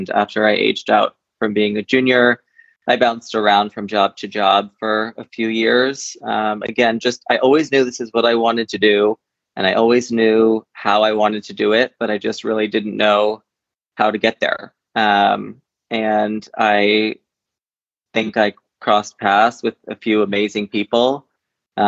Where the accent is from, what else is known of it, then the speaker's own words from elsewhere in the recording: Shelburne, Vermont, United States; I was born and raised in Shelburne, Vermont